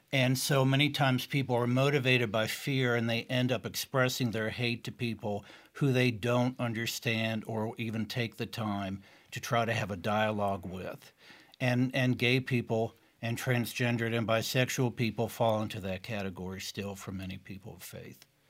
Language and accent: English; East Tennessee, United States; moved away; also born or lived in Boston area; having grown up as a gay child in East Tennessee